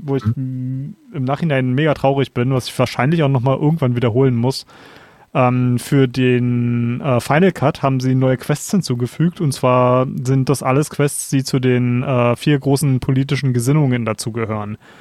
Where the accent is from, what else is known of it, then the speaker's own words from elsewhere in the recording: Germany; als Deutscher